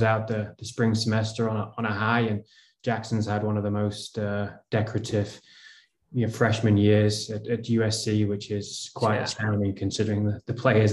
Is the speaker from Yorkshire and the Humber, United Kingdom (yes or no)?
no; Lytham St Annes, North West England, United Kingdom; moved away as an adult; also born or lived in Illinois; now in United States; I originally from Lytham St. Anne's in England, which is Northwest England.